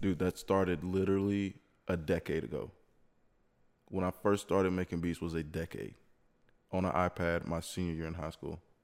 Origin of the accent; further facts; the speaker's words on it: Lexington, South Carolina, United States; moved away as an adult; now in Greenville, United States; me being from Lexington, Columbia area, knowing everything pretty much about it